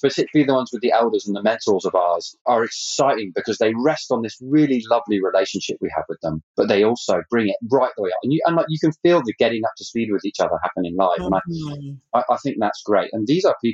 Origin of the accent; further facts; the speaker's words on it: Canada; I'm actually Canadian.